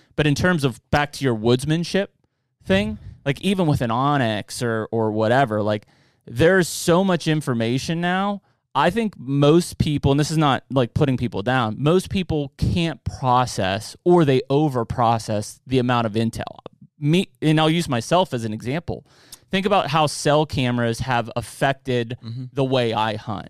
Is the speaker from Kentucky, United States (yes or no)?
no; Penn Trafford area, Westmoreland County, Pennsylvania, United States; I grew up out in Penn Trafford area, Westmoreland County.